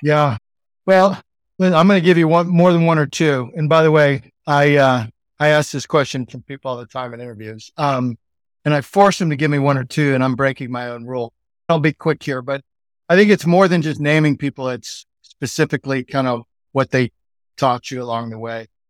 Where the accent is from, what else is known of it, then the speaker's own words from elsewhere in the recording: Texas, United States; accent: Texan; I'm like Texan in Sydney, Texan accent, American accent